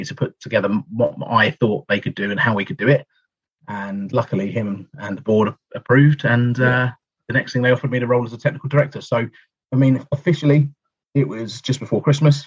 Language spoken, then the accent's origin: English; Essex, East of England, United Kingdom; I'm from Essex originally